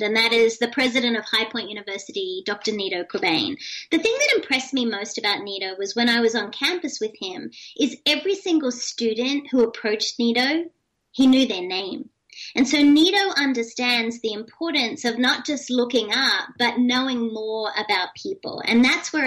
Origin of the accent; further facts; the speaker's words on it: Australia; moved away; also born or lived in United States; being Australian, but also being an American citizen